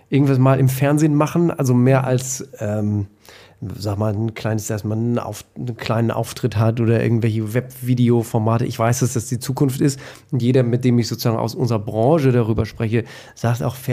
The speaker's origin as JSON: {"language": "German", "town": "Emden", "region": "Lower Saxony", "country": "Germany", "tie": "born or raised there", "said": "ich bin also ähm, reiner Ostfriese. Mhm. Ähm, ich bin in Emden geboren und äh, groß geworden"}